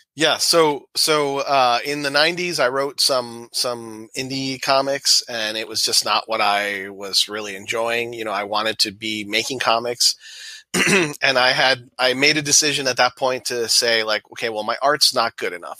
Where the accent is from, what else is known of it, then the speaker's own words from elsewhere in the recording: Miami, Florida, United States; moved away as an adult; now in Michigan, United States; all my life, born and raised in Florida, and then in 2000 we moved up to Michigan, the whole family.